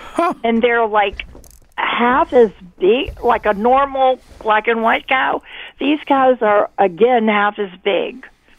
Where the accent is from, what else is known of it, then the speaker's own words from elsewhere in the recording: New Haven, Connecticut, United States; now in North Stonington, United States; I'm from New Haven.